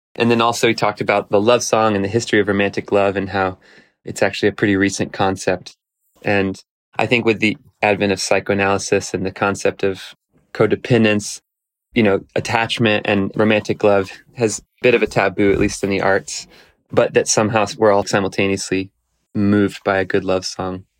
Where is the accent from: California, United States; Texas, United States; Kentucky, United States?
Texas, United States; I grew up in Texas playing gut house blues